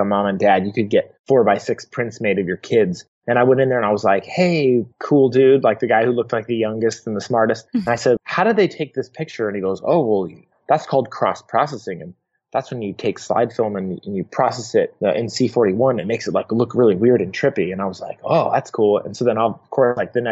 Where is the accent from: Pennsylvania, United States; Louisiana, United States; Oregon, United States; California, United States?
Oregon, United States; Portland; I grew up in Portland, Oregon